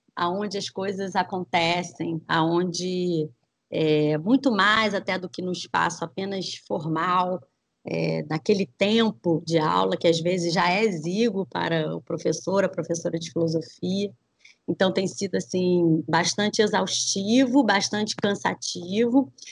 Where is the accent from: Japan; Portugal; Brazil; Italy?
Brazil; matrizes que nos compõem, né, enquanto brasileiros e brasileiras